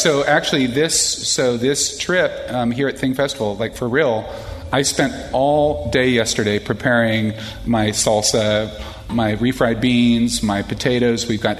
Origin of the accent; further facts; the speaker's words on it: Austin, Texas, United States; moved away as an adult; now in Vashon Island, United States; Where I'm from in Central Texas, I'm from Austin.